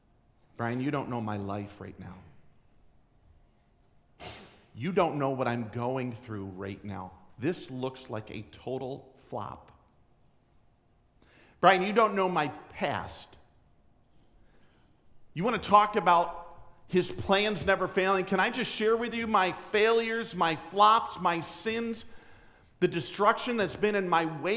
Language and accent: English; New Jersey, United States; I was born in New Jersey